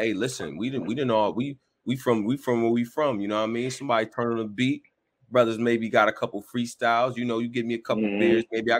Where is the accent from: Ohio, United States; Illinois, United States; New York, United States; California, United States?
Illinois, United States; Chicago; growing up in Chicago is tough. It does mold you in a certain way.